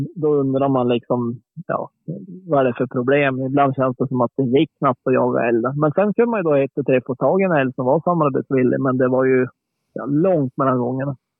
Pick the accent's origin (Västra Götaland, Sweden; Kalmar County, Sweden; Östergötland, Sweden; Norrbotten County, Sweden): Norrbotten County, Sweden; när jag växte upp uppe i Norrbotten